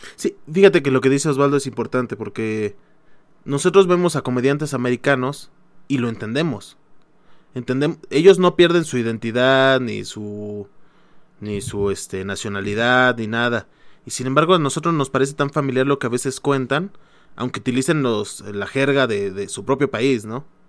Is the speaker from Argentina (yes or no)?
no; Mexico; somos mexicanos